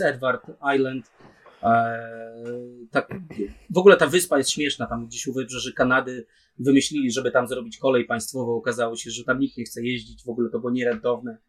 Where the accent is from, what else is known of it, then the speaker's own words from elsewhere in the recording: Opole Voivodeship, Poland; U nas, u nas w Opol, na Opolszczyźnie